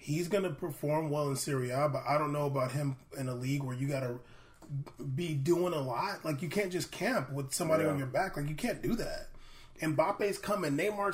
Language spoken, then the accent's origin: English; United States; We're American